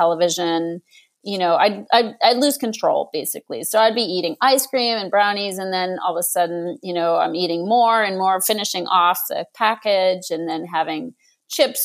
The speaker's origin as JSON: {"language": "English", "town": "Boston", "region": "Massachusetts", "country": "United States", "tie": "born or raised there", "moved": "yes", "lives_now": "Los Angeles, United States", "said": "I grew up in Boston"}